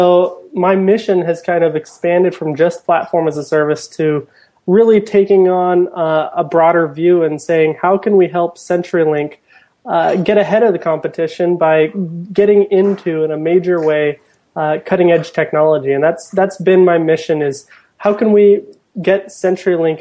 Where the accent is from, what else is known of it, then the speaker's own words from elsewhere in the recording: Portland, United States; I'm from Portland